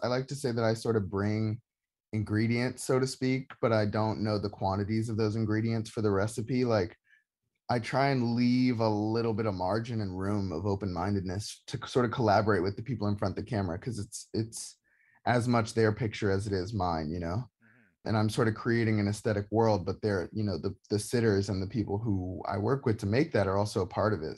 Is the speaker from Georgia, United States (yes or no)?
yes; Atlanta, Georgia, United States; now in Brooklyn, United States; growing up in Georgia